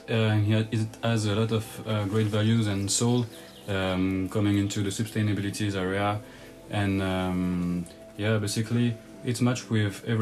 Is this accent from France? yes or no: yes; France; from France, studying in uh, Université Savoie-Mont-Blanc uh, in Chambéry.